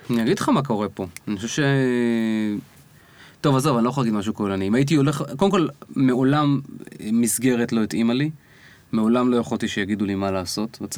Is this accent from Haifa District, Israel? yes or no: yes; Kiryat Bialik, Haifa District, Israel; moved away; אני באתי מקריית ביאליק.